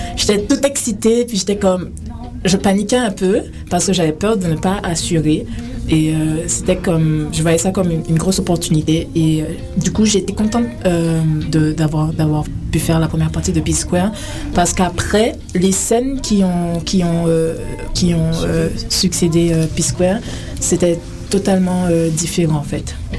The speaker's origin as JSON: {"language": "French", "country": "Guadeloupe", "also_born_or_lived": "France / Paris", "moved": "yes", "lives_now": "Canada", "said": "Ben, je viens de la Guadeloupe. Je suis originaire de la Guadeloupe."}